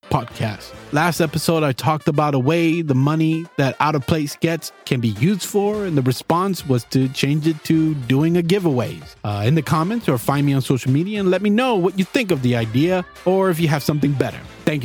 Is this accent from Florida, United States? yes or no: yes; South Florida, United States; moved away as an adult; now in California, United States; Like growing up in South Florida